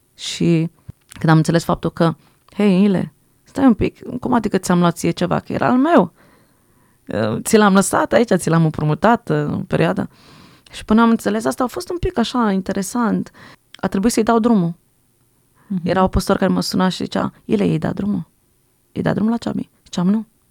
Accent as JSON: {"language": "Romanian", "country": "Switzerland", "tie": "born or raised there", "first_language": "French", "second_language": "Romanian", "said": "Prima limbă ce am învățat a fost franceză, după aia am învățat românește, că am crescut în Elveția"}